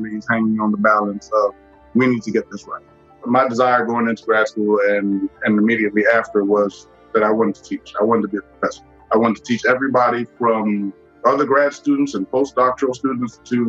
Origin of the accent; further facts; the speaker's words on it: Nigeria; moved away; also born or lived in Washington, D.C., United States; born in D.C., but my first memories were growing up in Nigeria. So we moved there probably when I was about three